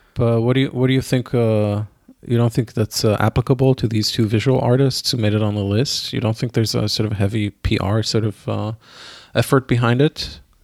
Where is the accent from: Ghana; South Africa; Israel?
Israel; moved away; I grew up in Israel